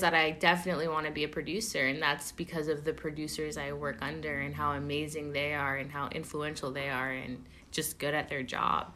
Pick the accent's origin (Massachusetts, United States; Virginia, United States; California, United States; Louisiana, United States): California, United States; Oakland; I'm born and raised in Oakland